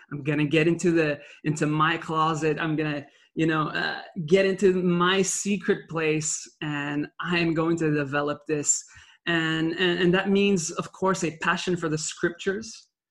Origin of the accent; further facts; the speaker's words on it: Belgium; English is a second language; I was born in Belgium uh, with a Dutch mother and a Sicilian father. And so from a young age, I learned French because of living in Belgium, then Dutch because of my uh, upbringing in school over there